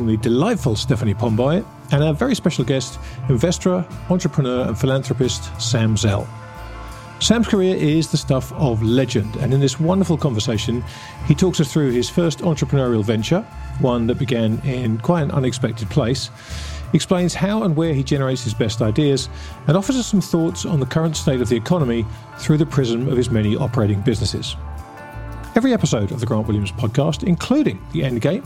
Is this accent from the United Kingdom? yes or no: yes; England, United Kingdom; I'm English.